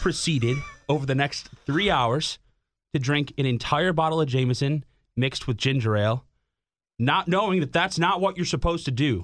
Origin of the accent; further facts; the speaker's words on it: Schaumburg, Illinois, United States; now in Chicago, United States; growing up in frickin' Schaumburg, like, Northwest Burbs